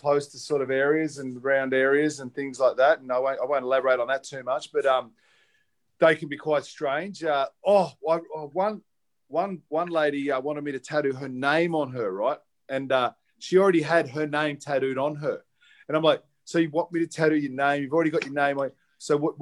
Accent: Australia; also born or lived in Byron Bay, New South Wales; now in Northern Beaches, Australia; I'm Australian.

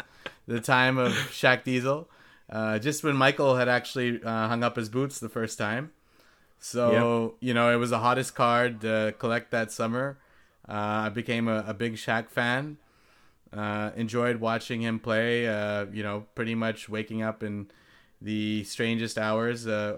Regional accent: Singapore; also born or lived in Long Beach, United States; I was born in Long Beach, California, the home of the Snoop Dogg, just nearby to LA. So with that, you know, I'm pretty much a lifelong Laker fan. I'll tell you about how, you know, that love story started. Before I turned two, though, my family shifted to Singapore.

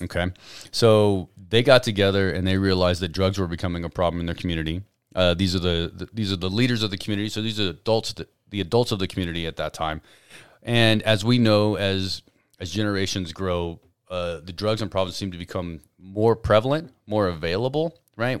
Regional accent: Albuquerque, New Mexico, United States; now in Carlsbad, United States; I'm from Albuquerque

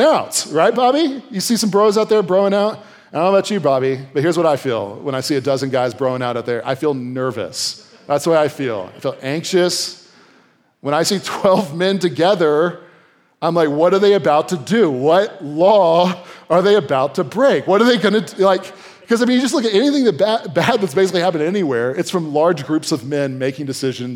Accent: Virginia, United States; moved away; I'm from Virginia, so sometimes we use the second person plural, y'all

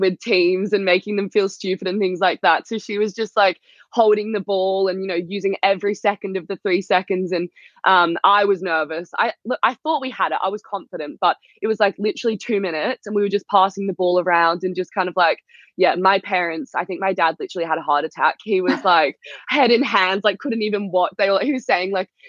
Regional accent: Australia; also born or lived in England; growing up in Australia, I always watched the England games.

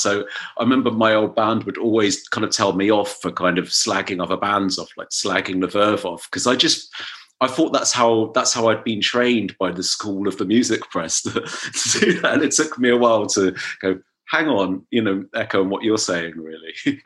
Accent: Dorset, South West England, United Kingdom; I was growing up in Dorset

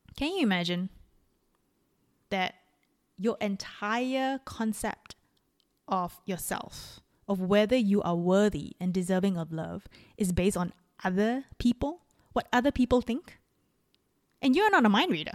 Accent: Singapore; moved away; also born or lived in Melbourne, Australia / Dunedin, New Zealand; I'm Singaporean

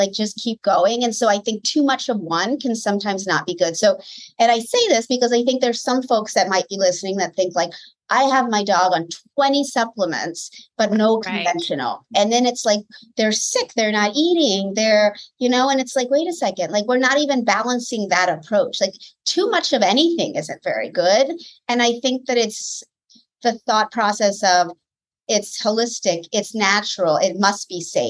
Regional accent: Washington, District of Columbia, United States; moved away as an adult; also born or lived in Connecticut; now in Southern California, United States; I'm from the East Coast, born and raised in Washington, D.C. area.

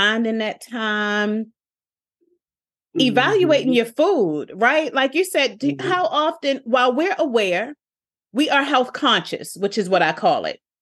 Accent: Baltimore, Maryland, United States; I'm from Park Heights, I'm from West Baltimore.

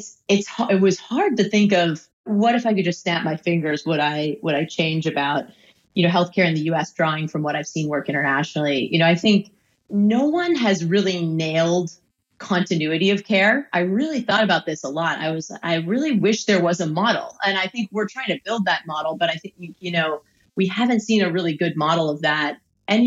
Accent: Boston, Massachusetts, United States; my hometown in Boston

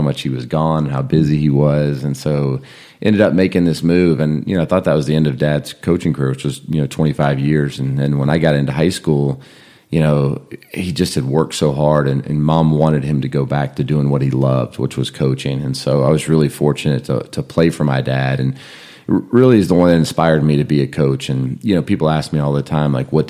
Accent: Burbank, California, United States; now in Atlanta, United States; I grew up in California, just outside Los Angeles in Burbank

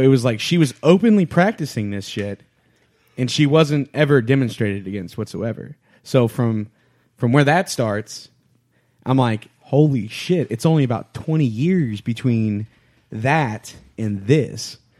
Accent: Louisiana, United States; I'm from Louisiana

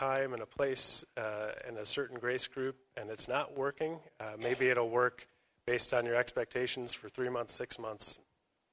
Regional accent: Chicago, Illinois, United States; moved away; I'm from Chicago originally, not as far away

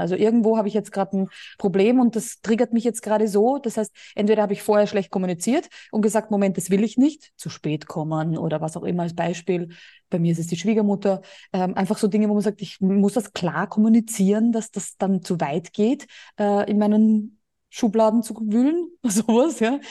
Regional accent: Austria; moved away as an adult; now in Spain; Bei uns in Österreich

